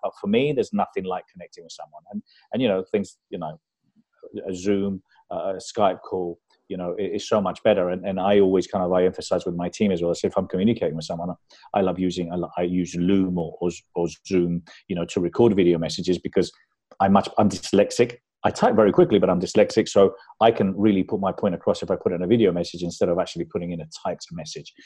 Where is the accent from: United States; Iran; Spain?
Spain; also born or lived in London; I was brought up in London, and uh, but when we moved back to Spain, because we moved back there when I was nine